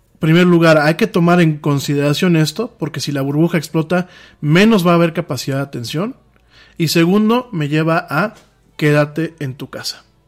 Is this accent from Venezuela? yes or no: no; Mexico; lo que pasa en mi país